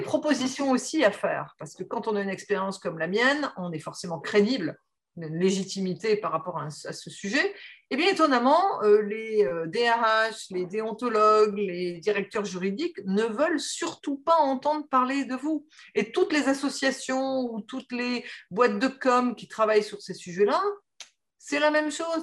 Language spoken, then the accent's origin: French; the Nord, Hauts-de-France, France; je suis née dans le Nord, donc euh, Nord qui est la région de la sidérurgie, la région des mines